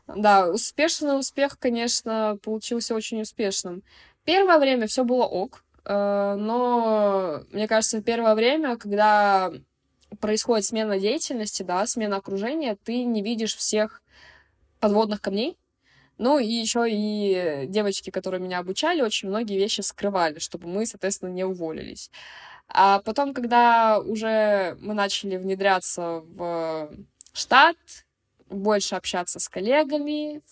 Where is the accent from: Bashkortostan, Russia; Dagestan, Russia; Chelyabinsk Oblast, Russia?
Chelyabinsk Oblast, Russia; Chelyabinsk; moved away as an adult; now in Moscow, Russia; я родилась сама в Москве и в два месяца переехала в Челябинск.